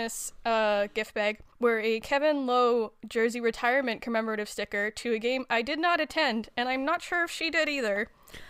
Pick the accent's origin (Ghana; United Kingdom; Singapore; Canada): Canada; Edmonton, Alberta; Not my real name. I'm from Edmonton, Alberta.